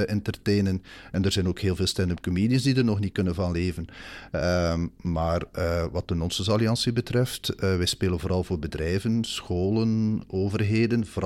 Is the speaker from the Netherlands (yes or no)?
no; Bruges, Flanders, Belgium; en ik ben van Brugge, dus ik verstond perfect wat ze in het West-Vlaams zeiden.